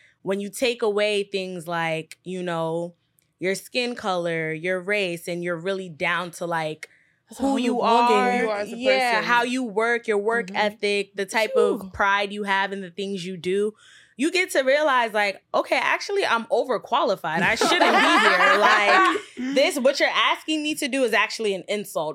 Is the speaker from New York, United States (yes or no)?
yes; New York City, New York, United States; I'm from Queens, and Queens is very diverse